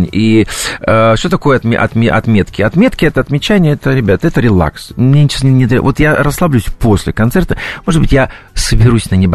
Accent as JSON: {"language": "Russian", "town": "Novosibirsk", "region": "Novosibirsk Oblast", "country": "Russia", "tie": "born or raised there", "said": "это мне подарили в Новосибирске, почему это мой родной город, это команда хоккейный Сибирь, это стадион Сибирь, на который я ходил в детстве заниматься"}